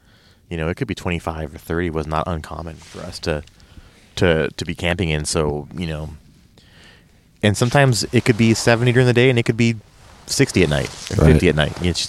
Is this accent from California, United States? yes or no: yes; San Diego, California, United States; You know, for me growing up in San Diego, a lot of our camping was East County, like, you know, out like Hacumba, Kitchen Creek.